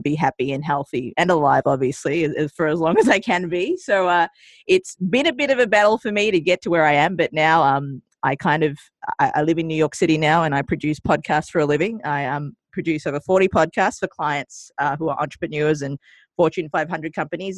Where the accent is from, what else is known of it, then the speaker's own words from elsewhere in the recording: Australia; also born or lived in Colombo, Sri Lanka; I migrated to Australia when I was two, hence the adorable accent that you're hearing on the airwaves now. Mm-hmm. Um, and I grew up in Australia for about 30 years.